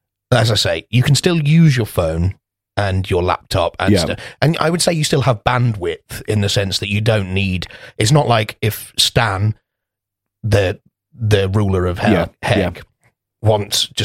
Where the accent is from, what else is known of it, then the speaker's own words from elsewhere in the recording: Coventry, West Midlands, United Kingdom; we're from Coventry.